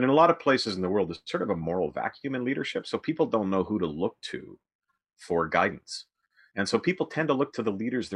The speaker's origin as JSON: {"language": "English", "region": "Western Canada", "country": "Canada", "tie": "born or raised there", "moved": "yes", "lives_now": "Toronto, Canada", "said": "I grew up in Western Canada, and now I live in Toronto."}